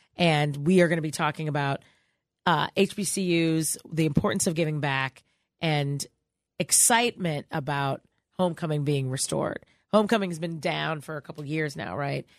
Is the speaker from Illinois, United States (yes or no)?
yes; Chicago, Illinois, United States; I'm from Chicago